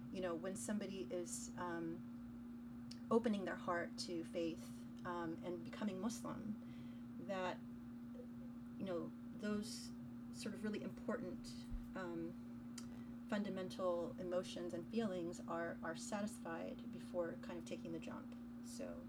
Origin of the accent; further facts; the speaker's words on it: United States; I grew up in America.